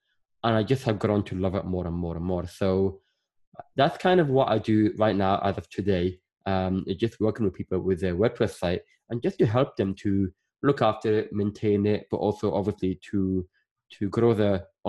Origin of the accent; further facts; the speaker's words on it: Northern Ireland, United Kingdom; also born or lived in Sudan / Scotland / England; I was born in Sudan and I grew up in Northern Ireland, but I lived in Scotland. I lived in England. And that, you know, is why my accent is just all over the place.